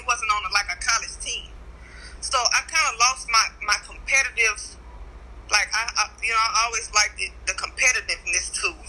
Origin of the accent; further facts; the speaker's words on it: Baton Rouge, Louisiana, United States; moved away as an adult; also born or lived in Dallas; now in New Orleans, United States; I'm originally from Baton Rouge, Louisiana.